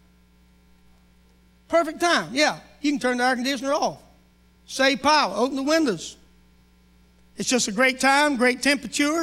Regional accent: North Carolina, United States; moved away as an adult; now in Oklahoma, United States; I'm from North Carolina. My wife and I moved to South Carolina 3 months after we got married and lived there till we moved to Oklahoma

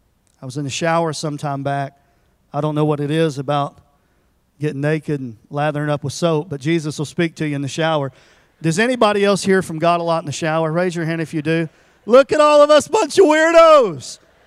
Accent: Tennessee, United States; I'm from Tennessee, and I won't tell you a lot about me.

